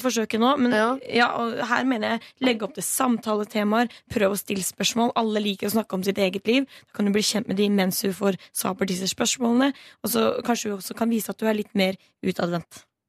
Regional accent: Stavern, Vestfold, Norway; moved away; min lokale festival der jeg kommer fra. Stavernfestivalen

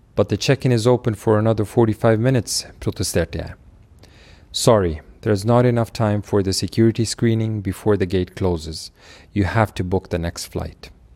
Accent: Kabul, Afghanistan; moved away; also born or lived in Oslo, Norway; jeg er født i Kabul

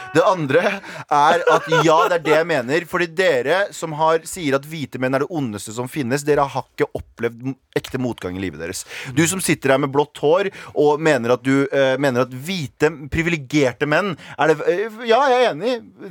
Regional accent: Iraq; now in Norway; jeg er fra Irak

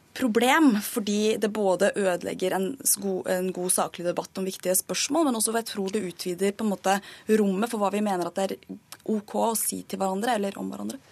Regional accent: Norway; for meg som er født og oppvokst i Norge og ikke har noe annet hjemland enn det

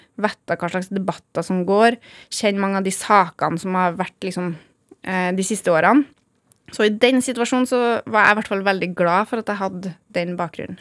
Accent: Gjølme, Trøndelag, Norway; Jeg er jo født og oppvokst på Gjølme. I det som da het Orkdal kommune.

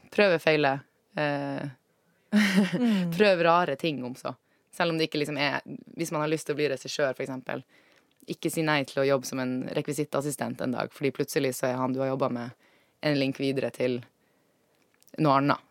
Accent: Alta, Finnmark, Norway; moved away; also born or lived in Trondheim; jeg er fra Alta i Finnmark

